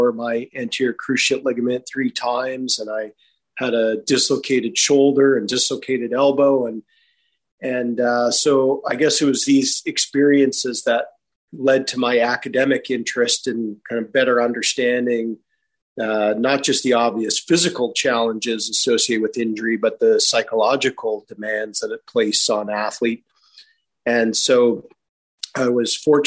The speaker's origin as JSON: {"language": "English", "town": "Calgary", "region": "Alberta", "country": "Canada", "tie": "born or raised there", "also_born_or_lived": "Vancouver, Canada", "moved": "yes", "said": "my youth growing up in Calgary, Alberta"}